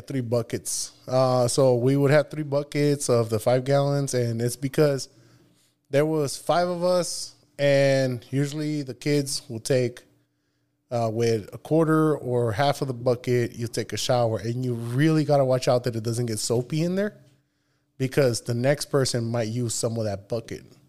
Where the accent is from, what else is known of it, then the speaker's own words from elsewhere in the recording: Nogales, Sonora, Mexico; moved away; also born or lived in Tucson, Arizona; I was born here in, in, uh, Tucson, Arizona, but I was raised in Nogales, Sonora.